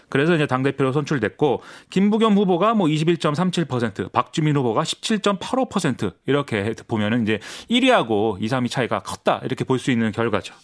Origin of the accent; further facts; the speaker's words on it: Suwon, Gyeonggi Province, South Korea; 제가 이제 수원 사람인데